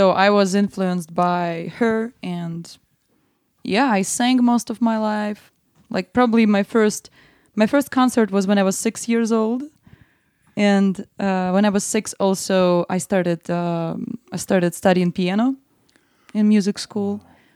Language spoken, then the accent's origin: English; Kaliningrad, Kaliningrad Oblast, Russia; English is a second language; moved away as an adult; now in United States; I'm from very, very west of Russia. I'm from the region which is actually separated from the mainland. It's called Kaliningrad.